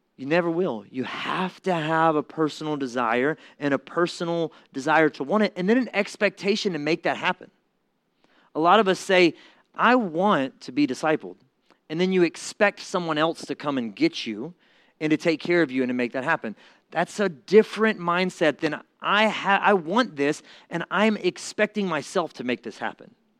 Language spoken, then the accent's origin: English; Mississippi, United States; I'm from Mississippi.